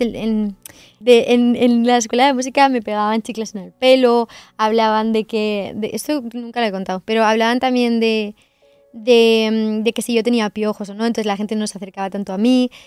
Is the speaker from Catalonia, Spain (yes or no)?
yes; Sant Climent de Llobregat, Catalonia, Spain; moved away as an adult; also born or lived in Viladecans; now in Madrid, Spain; Yo vivía en Vila de Cans y con 9 años me cambié a San Clemente del Terminé la primaria en Vila de Cans